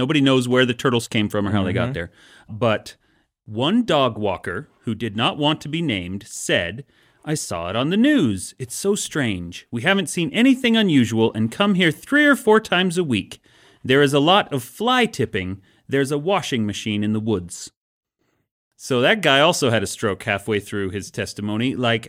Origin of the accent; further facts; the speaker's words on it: Mountain West, United States; because I grew up in the Mountain West, went to cow tipping.